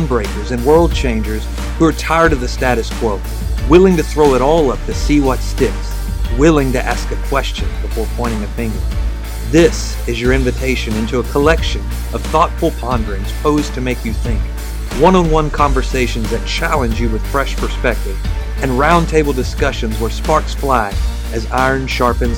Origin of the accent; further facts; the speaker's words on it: the South, United States; I'm from the South